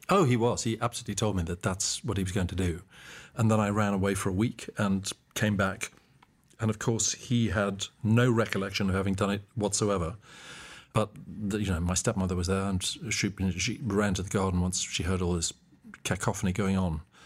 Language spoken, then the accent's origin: English; Mbabane, Hhohho, Eswatini; moved away as an adult; also born or lived in Cape Town, South Africa; I was born and raised in Mbaban, Swaziland, which has now changed its name to Eswatini